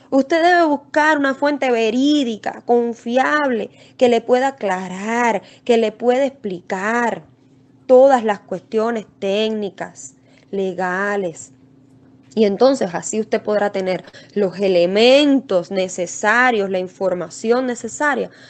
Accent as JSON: {"language": "Spanish", "region": "Camagüey", "country": "Cuba", "moved": "yes", "lives_now": "Texas, United States", "said": "yo soy manager de Trust Investing, soy cubana de Camagüey pero como les comentaba, resido actualmente en el estado de Texas, Estados Unidos."}